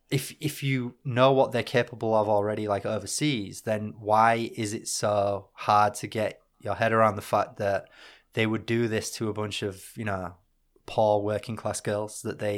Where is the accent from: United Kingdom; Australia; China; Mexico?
United Kingdom; Northern England; being British and Northern